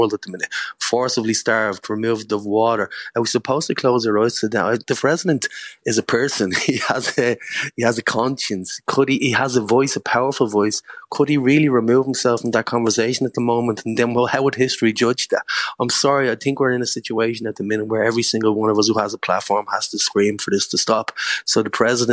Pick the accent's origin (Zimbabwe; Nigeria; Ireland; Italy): Ireland; as an Irish person